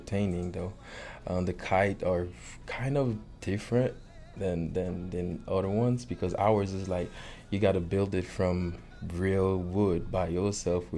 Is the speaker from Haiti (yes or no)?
yes; Port-au-Prince, Ouest, Haiti; moved away as an adult; now in Big Spring, United States; I was born and grew up in Port-au-Prince, Haiti.